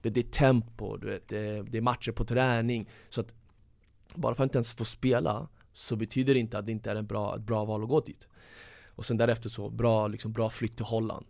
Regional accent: Stockholm, Stockholm County, Sweden; Jag växte upp i Tensta som är ungefär som, som Husby

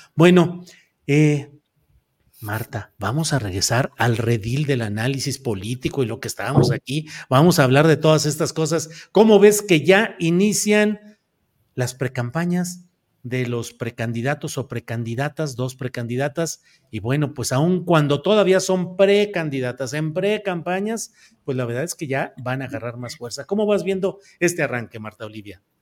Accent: Torreón, Coahuila, Mexico; Yo nací en Torreón, Coahuila

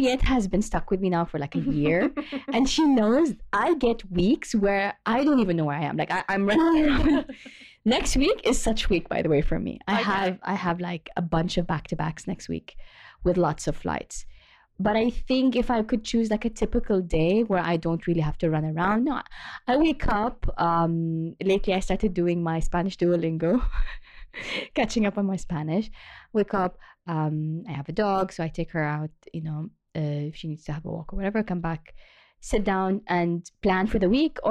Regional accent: Jeddah, Makkah Province, Saudi Arabia; I grew up on the Red Sea

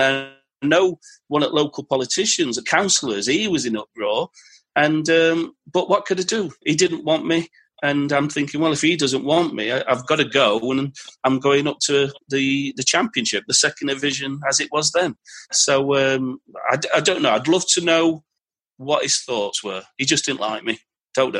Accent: Yorkshire and the Humber, United Kingdom; as a Yorkshireman

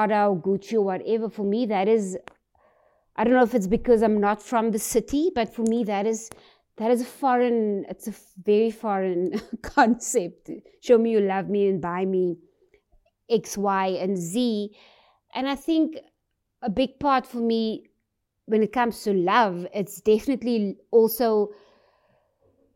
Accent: South Africa; being a South African woman

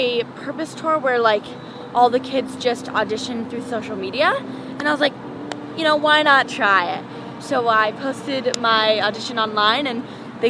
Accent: Los Angeles, California, United States; Sherman Oaks. Oh. Born and raised.

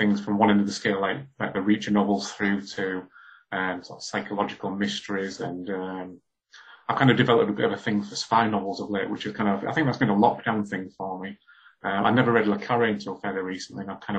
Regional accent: Hull, Yorkshire and the Humber, United Kingdom; when I was growing up in Hull in the 80s

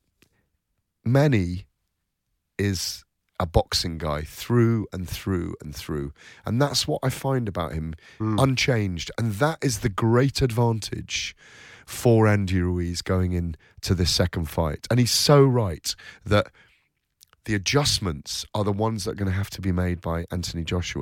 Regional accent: United Kingdom; as British guys going over to America

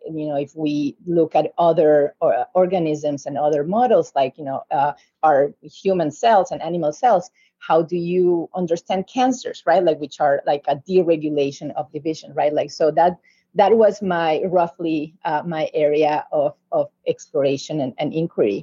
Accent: Uruguay; moved away as an adult; back in my home country in Uruguay, South America

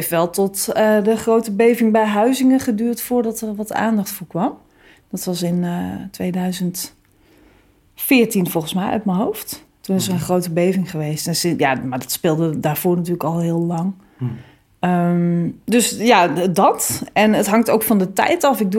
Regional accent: Groningen, Netherlands; maar ik kom uit Groningen, hoor. ik woon in de stad.

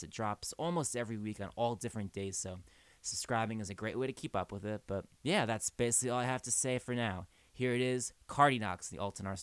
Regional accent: New Jersey, United States; growing up in Jersey

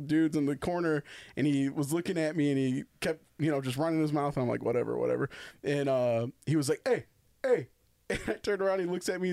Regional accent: Holland, Michigan, United States; I was born in Holland, Michigan

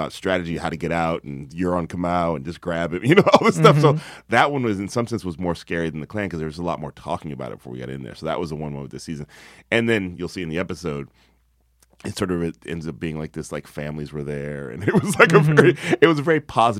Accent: the South, United States; I'm from the South, you know, I'm as country as it comes.

